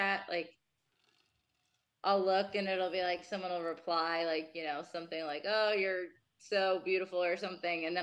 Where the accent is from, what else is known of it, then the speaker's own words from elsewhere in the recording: New Jersey, United States; now in Las Vegas, United States; I grew up in Jersey